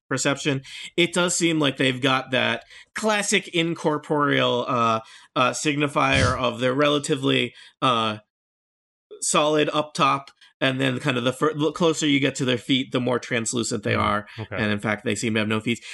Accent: Nebraska, United States; I'm from Nebraska

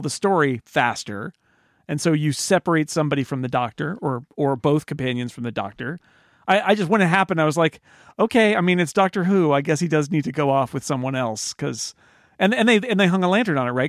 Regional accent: United States

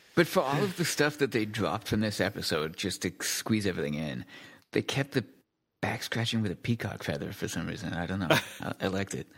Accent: United Kingdom; I'm British

